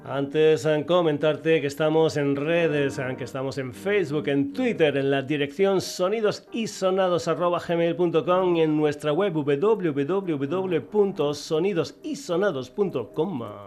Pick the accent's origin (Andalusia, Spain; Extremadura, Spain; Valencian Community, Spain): Extremadura, Spain; Burguillos del Cerro; muy muy cerquita de mi pueblo, Burguillos del Cerro